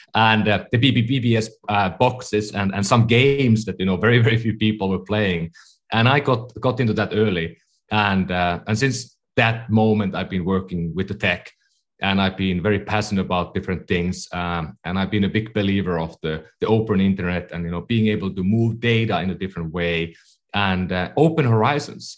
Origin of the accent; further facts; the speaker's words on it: Finland; English is a second language; moved away as an adult; now in California, United States; I'm from Finland. That's why I speak at times funny. I've been living in California for 15 years